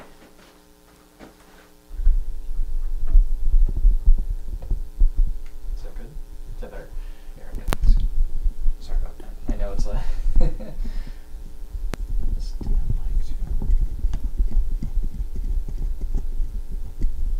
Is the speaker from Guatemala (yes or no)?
yes; Jalapa, Guatemala; English is a second language; moved away as an adult; also born or lived in Maryland; now in Geneva, United States; my hometown, which is Jalapa